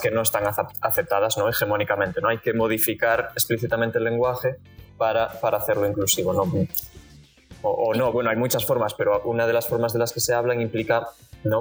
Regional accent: Galicia, Spain; now in Barcelona, Spain; estoy en Barcelona, pero, pero soy de Galicia

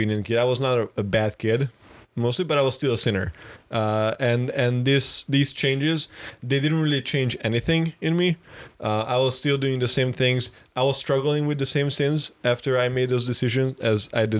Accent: Budapest, Hungary; I was born in Budapest, which is the capital city of Hungary

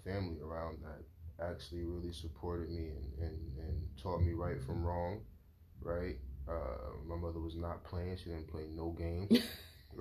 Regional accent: East Orange, New Jersey, United States; also born or lived in Newark, New Jersey; I'm from Jersey, right? Born in Newark, raised in East Orange.

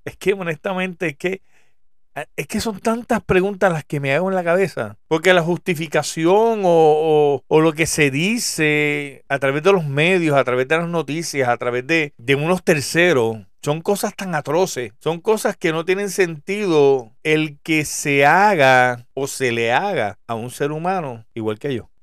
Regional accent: Puerto Rico; soy boricua, soy puertorriqueño

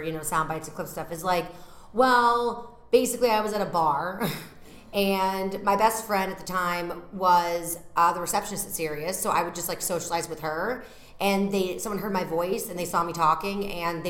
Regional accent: Massachusetts, United States; moved away as an adult; now in New York, United States; I'm from Massachusetts, so when I go home, I live outside of Boston

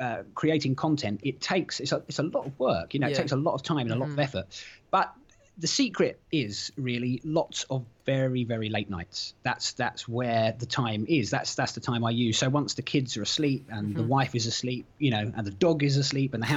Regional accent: London, United Kingdom; moved away as an adult; now in Norfolk, United Kingdom; I was born in North London and lived there for a long time, went to school in that sort of area, and then moved further up north, and I now live in Norfolk.

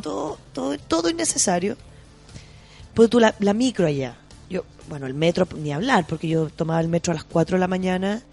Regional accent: Chile; de Chile

